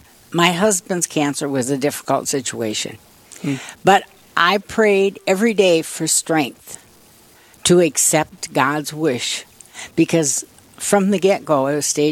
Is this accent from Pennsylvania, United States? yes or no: no; Plankinton, South Dakota, United States; now in Aberdeen, United States; I was born in Plankton.